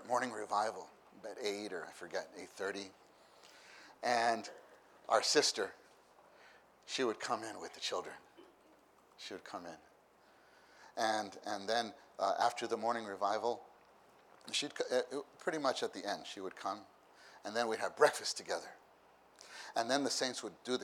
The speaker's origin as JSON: {"language": "English", "town": "New York City", "region": "New York", "country": "United States", "moved": "yes", "said": "I come from New York City"}